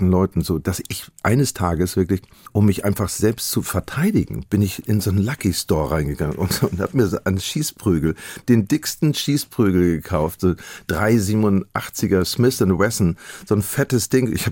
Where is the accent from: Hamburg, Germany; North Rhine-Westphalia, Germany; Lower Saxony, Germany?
Hamburg, Germany; als Hamburger sind habe ich zwei Seelen in einer Brust.